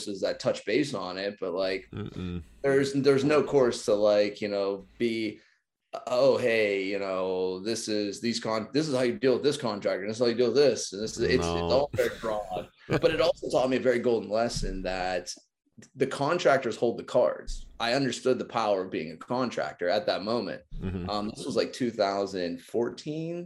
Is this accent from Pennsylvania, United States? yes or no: yes; Pittsburgh, Pennsylvania, United States; I'm from the South of Pittsburgh. So I'm 20 minutes from the city